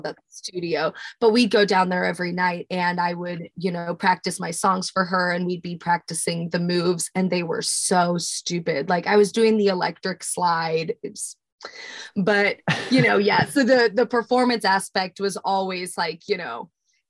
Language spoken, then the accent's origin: English; Smithville, Missouri, United States; Smithville, my hometown, right outside of Kansas City.